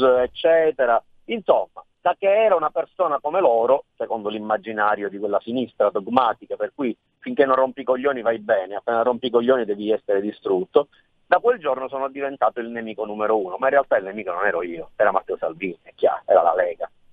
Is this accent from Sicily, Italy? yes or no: yes; Sicily, Italy; io sono nato e cresciuto in Sicilia